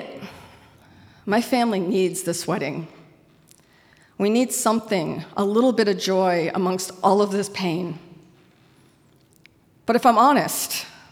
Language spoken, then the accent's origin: English; Auburn, Maine, United States; moved away; I was born in Auburn. I grew up here and then later returned to work.